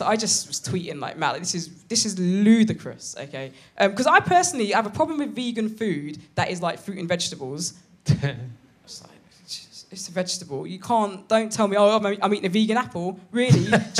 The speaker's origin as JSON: {"language": "English", "region": "London", "country": "United Kingdom", "said": "I'm from London"}